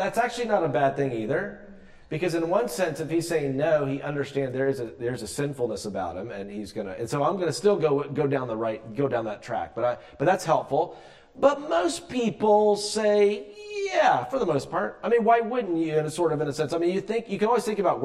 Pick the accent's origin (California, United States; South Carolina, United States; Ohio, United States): South Carolina, United States; moved away; I'm from South Carolina originally, so I'm not really from here.